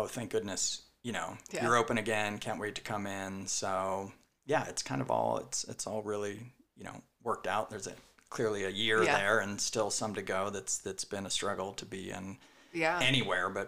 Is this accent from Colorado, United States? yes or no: yes; Evergreen, Colorado, United States; We grew up in Evergreen, Colorado.